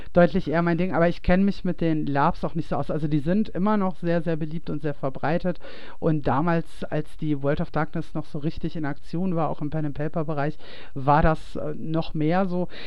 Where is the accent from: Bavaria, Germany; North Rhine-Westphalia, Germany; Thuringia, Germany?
North Rhine-Westphalia, Germany; Ruhr area; moved away; ich komme ja eigentlich aus dem Ruhrgebiet